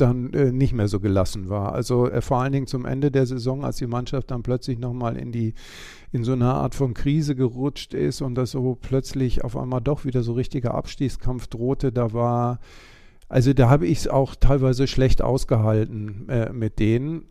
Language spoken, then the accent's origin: German; West Germany, Germany; ich bin selber kein Ossi, sondern Wessi